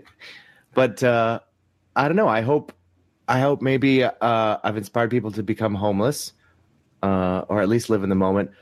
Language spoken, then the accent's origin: English; Ottawa, Ontario, Canada; also born or lived in Toronto / Montreal; I grew up in Ottawa, which is like the capital